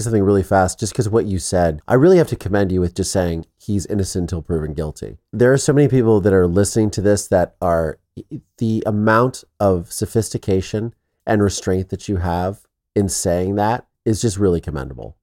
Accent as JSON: {"language": "English", "region": "Midwest", "country": "United States", "said": "I'm from the Midwest"}